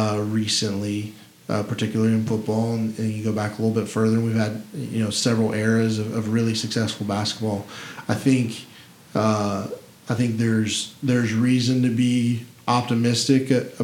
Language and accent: English; Memphis, Tennessee, United States; I'm very, very proud to be from here. I don't ever tell anyone I'm from Tennessee. I'm from Memphis.